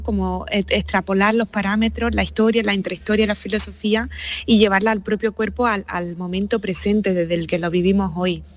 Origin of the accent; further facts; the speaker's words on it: Úbeda, Andalusia, Spain; habiéndome criado en Úbeda, que fue en este espacio donde comencé a bailar